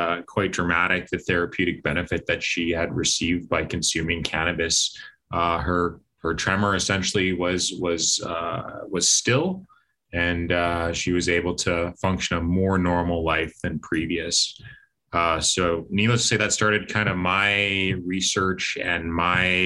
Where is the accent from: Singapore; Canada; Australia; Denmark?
Canada; Winnipeg, Manitoba; BioCision Pharma in Winnipeg here, my hometown